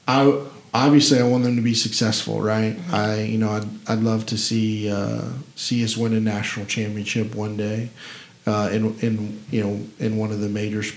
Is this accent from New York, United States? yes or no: no; Memphis, Tennessee, United States; I'm very, very proud to be from here. I don't ever tell anyone I'm from Tennessee. I'm from Memphis.